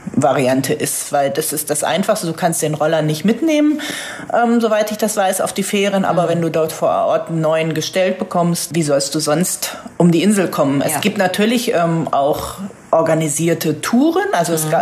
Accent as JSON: {"language": "German", "region": "Northern Germany", "country": "Germany", "said": "als Norddeutsche fühle ich mich da sehr wohl"}